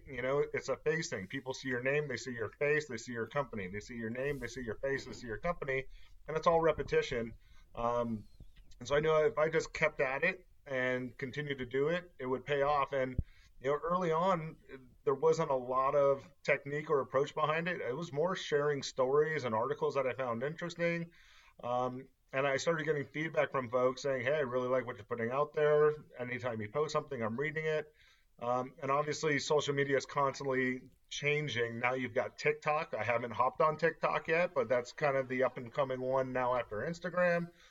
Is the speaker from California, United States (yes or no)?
yes; Southern California, United States; moved away as an adult; now in Las Vegas, United States; Born and raised in Southern California